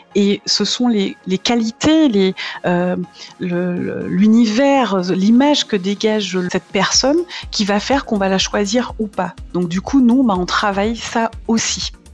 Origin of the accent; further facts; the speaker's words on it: Martinique; moved away as an adult; now in Nord, France; je suis originaire de la Martinique, ça fait 14 ans que je suis euh, dans le Nord